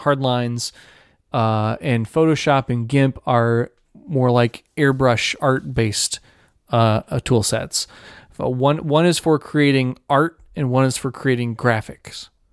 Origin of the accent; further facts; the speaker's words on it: Ohio, United States; the church that I I, I grew up going to in Ohio.